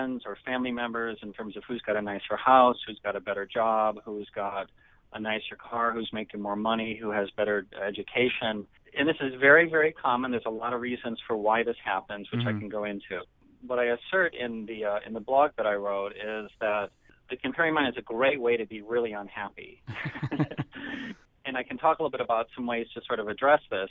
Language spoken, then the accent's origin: English; Nebraska, United States; moved away as an adult; also born or lived in Iowa; I'm from Nebraska